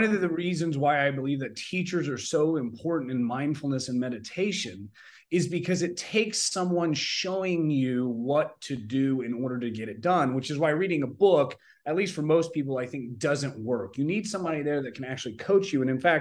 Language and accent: English; Oklahoma, United States; I grew up in Oklahoma